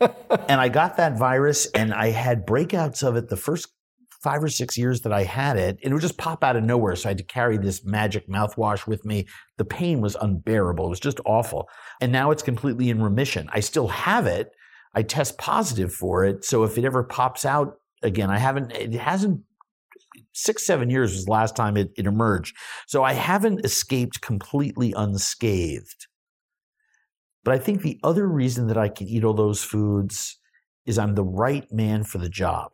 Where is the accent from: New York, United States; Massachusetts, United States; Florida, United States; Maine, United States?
New York, United States; New York City; moved away; also born or lived in Long Island; I grew up in New York City